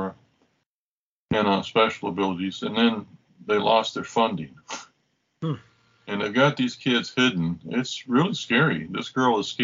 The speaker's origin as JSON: {"language": "English", "town": "Oklahoma City", "region": "Oklahoma", "country": "United States", "tie": "born or raised there", "also_born_or_lived": "Texas", "moved": "as an adult", "said": "Oklahoma City, which is where I went from first grade to high school and then left."}